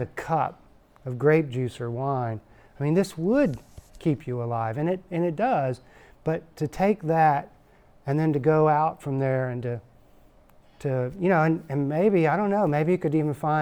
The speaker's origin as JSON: {"language": "English", "region": "Texas", "country": "United States", "said": "I'm from Texas"}